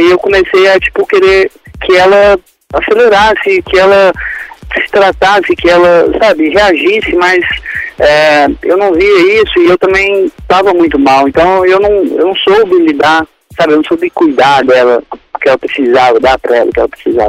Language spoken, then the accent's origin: Portuguese; Belo Horizonte, Minas Gerais, Brazil; accent: mineiro; sou de Belo Horizonte